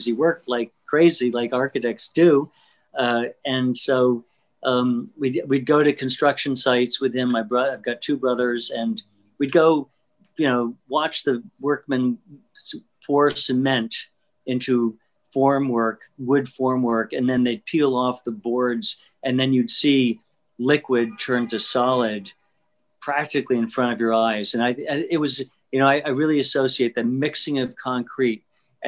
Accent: San Juan, Puerto Rico; I was born and raised there, and really grew up in a neighborhood that was by Puerto Rican standards middle class

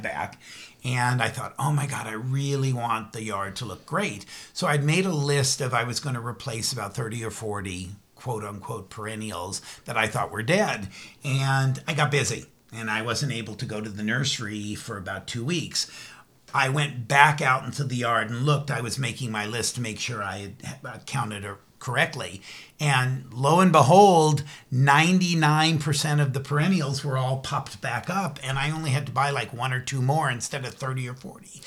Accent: California, United States; I'm born and raised in California

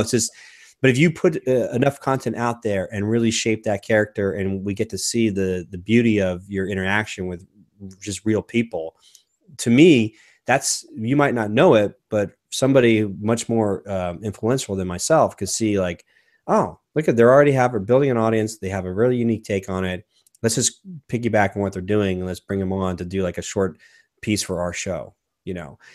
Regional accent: United States; as an American

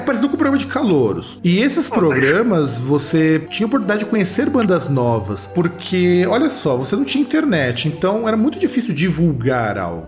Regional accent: Brazil; a gente é brasileiro

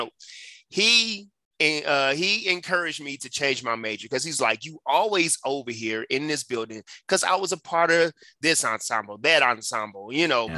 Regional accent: Detroit, Michigan, United States; now in Colorado, United States; I grew up in Detroit, Michigan, on the west side

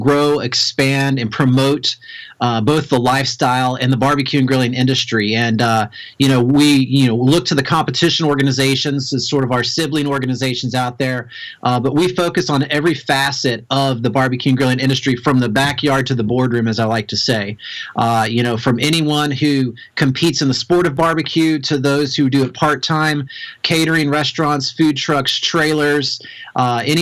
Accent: Kentucky, United States; I'm from Kentucky originally. My dad had a barbecue restaurant

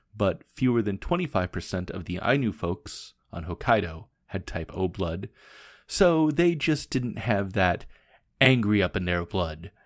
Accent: Portland, United States; moved away as an adult; also born or lived in Japan; "Where are you from?" and I would say, "Portland,"

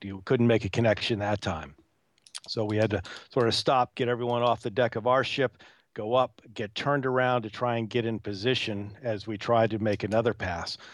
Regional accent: New England, United States; being born and raised in New England

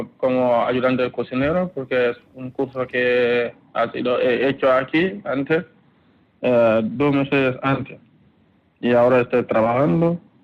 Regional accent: Gambia; moved away as an adult; now in Spain; soy de Gambia, en África Occidental

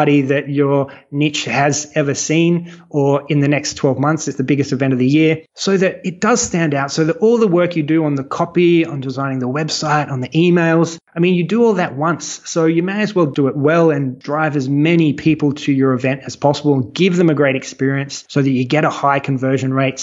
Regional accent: Australia; I'm Australian. When I started the business, I was in Sydney

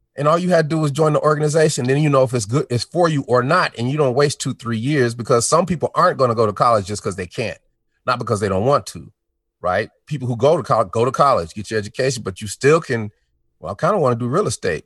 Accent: Denver, Colorado, United States; also born or lived in Chicago, Illinois; I'm from Denver, Colorado

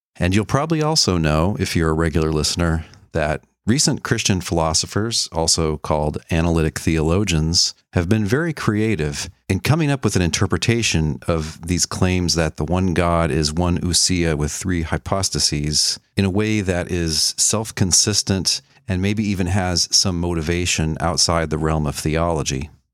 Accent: Dallas, Texas, United States; I was born and raised in Dallas, Texas

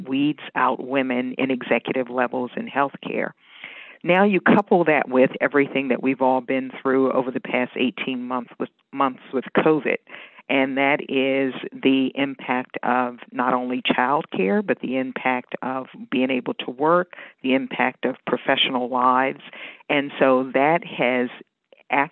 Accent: Washington, District of Columbia, United States; moved away as an adult; also born or lived in Northern Virginia / Maryland; now in Pennsylvania, United States; I was born and raised in Washington, D.C., and I'm a product of D.C. Public Schools

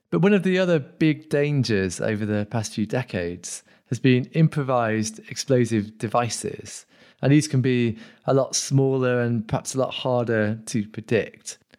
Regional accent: Sheffield, Yorkshire and the Humber, United Kingdom; moved away; So I'm actually originally from Sheffield. Uh, you, you probably couldn't tell with my accent because I've, been, I've been away so long that I lost it.

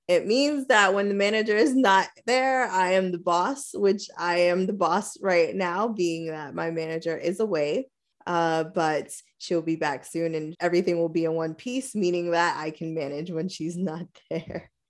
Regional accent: New York, United States; right here in my hometown.

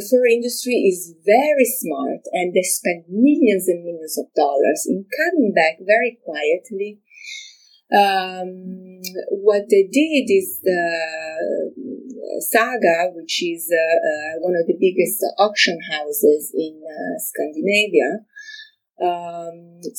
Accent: Milan, Lombardy, Italy; moved away as an adult; now in United States; I'm originally from Milano, Italy.

